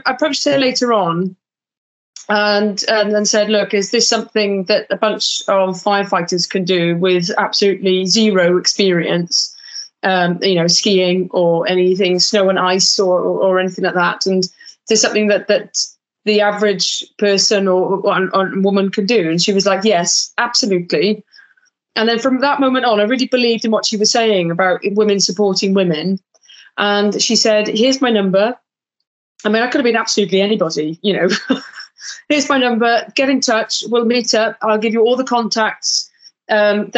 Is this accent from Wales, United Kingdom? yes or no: yes; South Wales, United Kingdom; we're both from Wales, we've never met before. And both from South Wales as well.